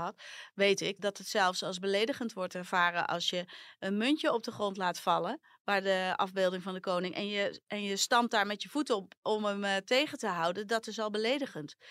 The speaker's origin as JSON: {"language": "Dutch", "country": "Netherlands", "also_born_or_lived": "Amsterdam"}